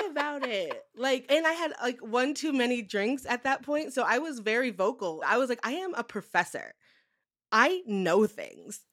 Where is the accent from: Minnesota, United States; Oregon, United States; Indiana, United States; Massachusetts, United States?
Massachusetts, United States; Western; growing up in Western Massachusetts